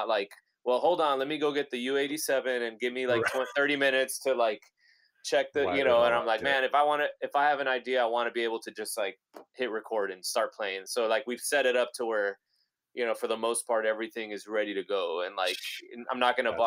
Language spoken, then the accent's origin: English; Laredo, Texas, United States; a few of us were from my hometown, from Laredo, and we were like these kids that grew up on the Mexican border